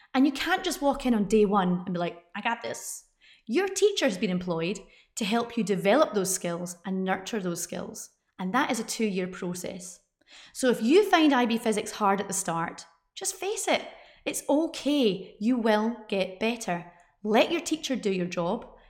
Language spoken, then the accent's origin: English; United Kingdom; I'm British